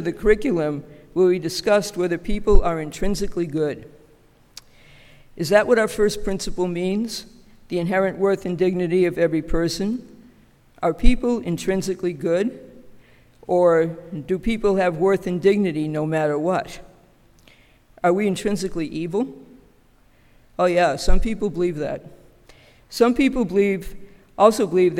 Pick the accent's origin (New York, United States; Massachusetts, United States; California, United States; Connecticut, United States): Massachusetts, United States; Boston; We were Polish immigrants living in a very tight-knit community centered around the church, Our Lady of Częstochowa in South Boston. I went to the same grammar school as my mother and her siblings